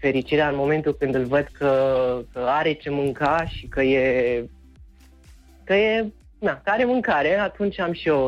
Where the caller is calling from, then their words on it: Băicoi, Prahova, Romania; din Băicoi, din Prahova, am mai sunat